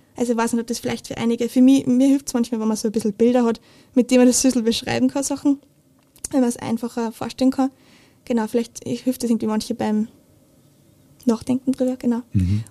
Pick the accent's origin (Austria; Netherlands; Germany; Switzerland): Austria; Steyr, Upper Austria; ich bin in Steyr aufgewachsen